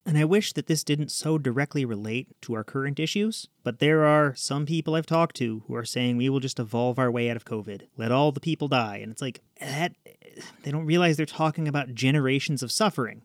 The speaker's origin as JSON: {"language": "English", "country": "United States", "said": "I'm an American."}